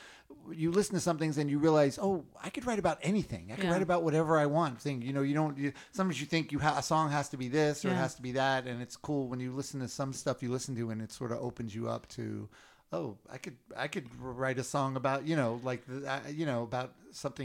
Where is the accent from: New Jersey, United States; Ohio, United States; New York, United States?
New York, United States; New York City; I grew up in Queens, New York